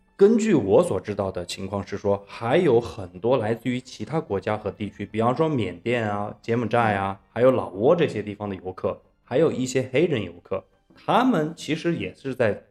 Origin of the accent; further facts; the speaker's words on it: China; 咱们都是中国人